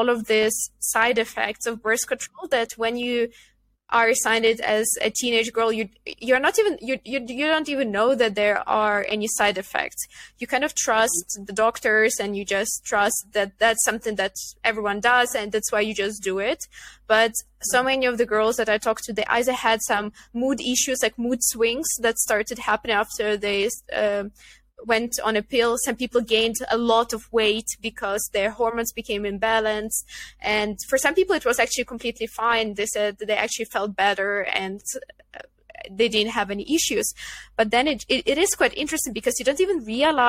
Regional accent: Ukraine; moved away as an adult; also born or lived in Netherlands; I come from Ukraine

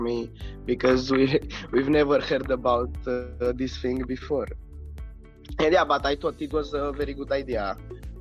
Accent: Romania; I'm from Romania and I'm 19 years old.

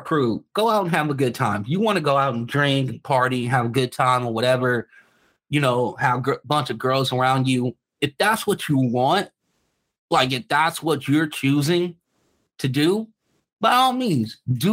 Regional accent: Los Angeles, California, United States; I grew up in the inner city. I grew up in South Central

